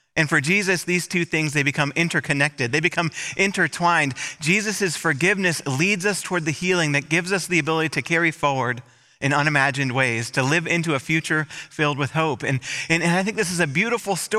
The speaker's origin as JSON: {"language": "English", "region": "Michigan", "country": "United States", "tie": "born or raised there", "moved": "yes", "said": "in my hometown, in my home state. I was speaking for a whole week in Michigan"}